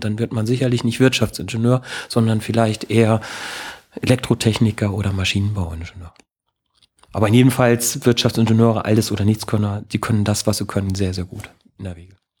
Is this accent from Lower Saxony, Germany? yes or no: yes; Lower Saxony, Germany; moved away; Ich komme ähm, aus Niedersachsen, aus vom, meine Eltern haben einen landwirtschaftlichen Betrieb